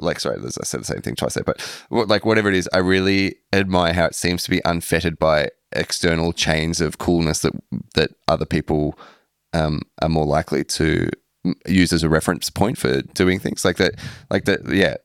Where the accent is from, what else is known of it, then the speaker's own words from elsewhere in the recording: Melbourne, Victoria, Australia; moved away; growing up in Melbourne, I didn't have a sense that it was cool there at all